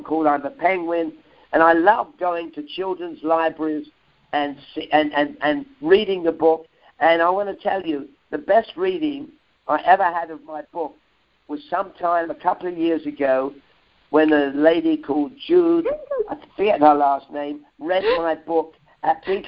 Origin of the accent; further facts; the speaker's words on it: London, United Kingdom; accent: Cockney; a Cockney kid, if any of your listeners don't know, is a kid that grew up in the East End of London within the sounds of Bow Bell Church